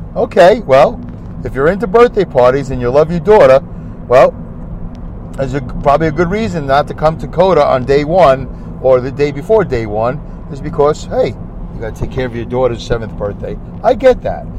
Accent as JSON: {"language": "English", "town": "New York City", "region": "New York", "country": "United States", "tie": "born or raised there", "said": "ever since I was a little boy growing up in Brooklyn."}